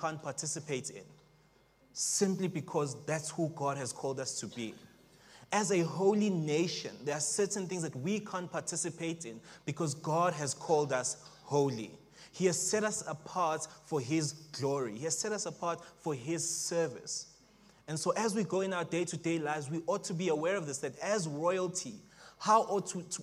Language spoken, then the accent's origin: English; Springs, Gauteng, South Africa; also born or lived in Johannesburg; now in Pretoria, South Africa; originally, I am from Springs